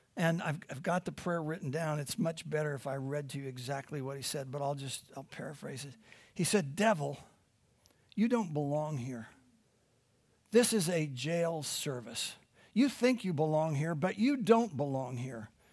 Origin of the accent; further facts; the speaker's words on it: Midwest, United States; moved away; I'm from the Midwest